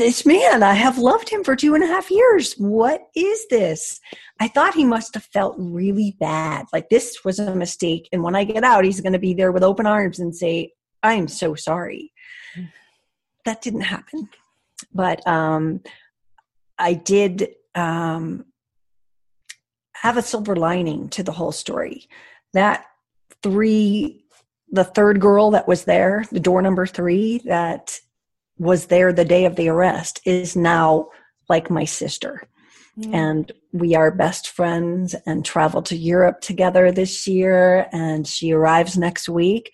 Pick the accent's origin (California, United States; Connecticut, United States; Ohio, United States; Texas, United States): Connecticut, United States; I'm from Connecticut